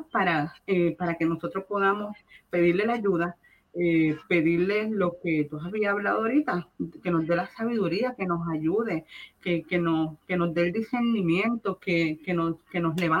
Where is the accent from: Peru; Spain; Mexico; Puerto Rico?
Puerto Rico; now in United States; Y si yo vine de Puerto Rico, no fue por las excusas que si estudio, que si lo otro, no, es porque Dios me llamó y Él fue el que me movió aquí a Estados